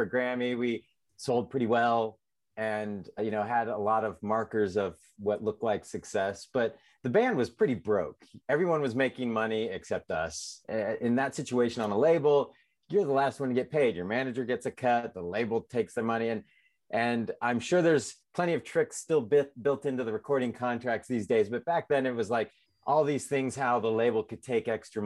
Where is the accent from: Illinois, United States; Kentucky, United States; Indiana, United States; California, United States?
California, United States; San Diego; moved away as an adult; also born or lived in Nashville; now in Portland, United States; I'm originally from San Diego.